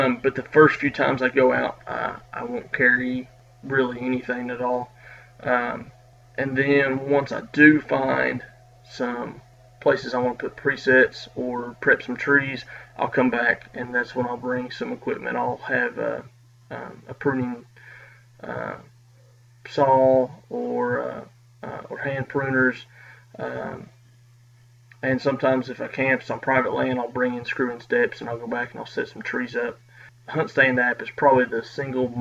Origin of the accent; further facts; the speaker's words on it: Kentucky, United States; I'm from Kentucky